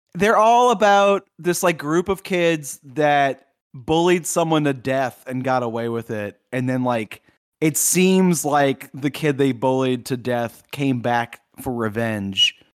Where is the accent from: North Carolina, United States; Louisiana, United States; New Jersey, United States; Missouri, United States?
Louisiana, United States; Southeast; I grew up in Southeast Louisiana where there are no hills